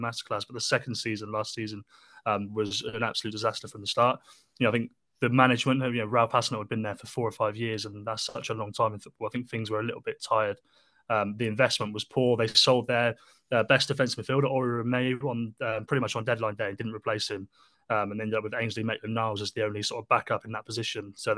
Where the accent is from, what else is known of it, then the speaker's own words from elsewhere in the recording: Somerset, South West England, United Kingdom; moved away as an adult; now in Southampton, United Kingdom; so I'm from Somerset myself, but I moved to Southampton for university